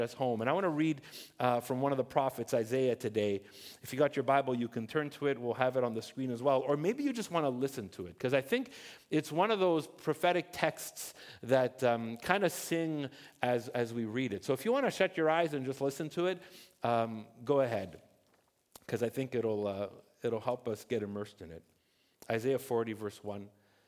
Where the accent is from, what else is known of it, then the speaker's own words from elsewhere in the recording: Montreal, Quebec, Canada; also born or lived in Ontario; I was born in Ontario, and then we moved to Montreal in the early 80s, and I was about 8 years old